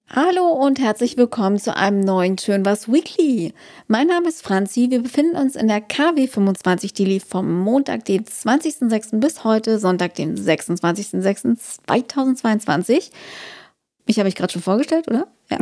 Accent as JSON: {"language": "German", "region": "Brandenburg", "country": "Germany", "tie": "born or raised there", "said": "sind Brandenburgs Wälder, also meine Heimat"}